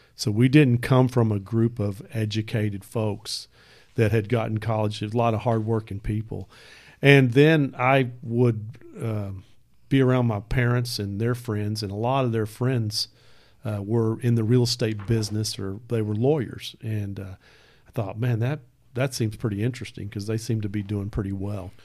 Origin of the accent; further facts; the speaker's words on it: Hurst, Texas, United States; I grew up south of the freeway. I grew up in Southhurst